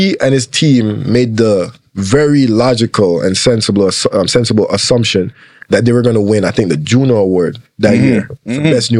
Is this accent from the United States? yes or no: no; Portmore, Saint Catherine, Jamaica; accent: Jamaican; now in Toronto, Canada; I'm from Portmore, Jamaica.